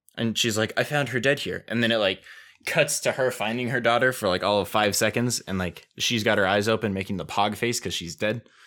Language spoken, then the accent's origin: English; United States; I am an American